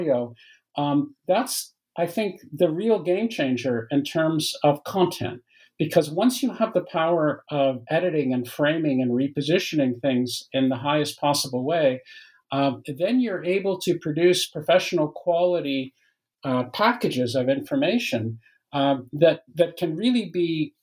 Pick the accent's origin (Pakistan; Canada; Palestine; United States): Canada; moved away as an adult; also born or lived in Waterloo, Ontario, Canada; now in France; I'm Canadian by origin, although I live in France now, but I've lived for many years in Canada